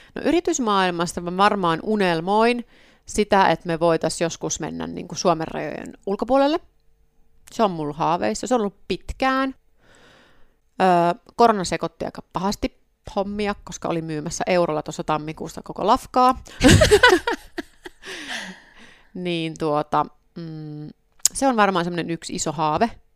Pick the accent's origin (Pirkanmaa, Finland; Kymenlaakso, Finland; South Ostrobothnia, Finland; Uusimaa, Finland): South Ostrobothnia, Finland; Soini; now in Helsinki, Finland; mä oon Pohjanmaalta kotosin, niin Soini, missä niin vanhemmat on